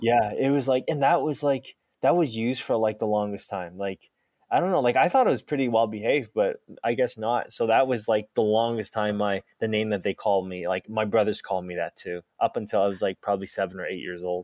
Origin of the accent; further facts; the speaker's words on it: Halifax, Nova Scotia, Canada; also born or lived in Taiwan; when we came to, uh, Nova Scotia, I was, uh, six at that time